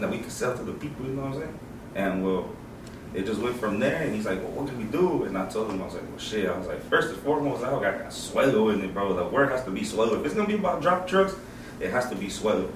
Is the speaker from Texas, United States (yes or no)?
yes; Houston, Texas, United States; also born or lived in Chicago, Illinois; I've been raised in the H, bro. I've been in the H all my life